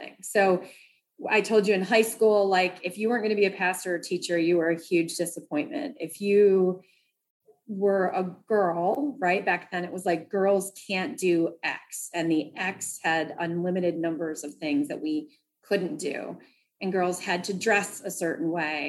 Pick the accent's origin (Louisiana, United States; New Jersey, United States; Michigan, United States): Michigan, United States; central; moved away as an adult; also born or lived in New York; I grew up in a very small town in central Michigan